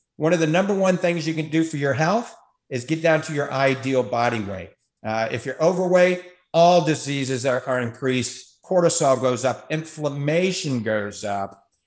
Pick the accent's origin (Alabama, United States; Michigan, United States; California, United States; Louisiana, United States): Louisiana, United States; New Orleans; now in Tampa Bay, United States; I grew up in New Orleans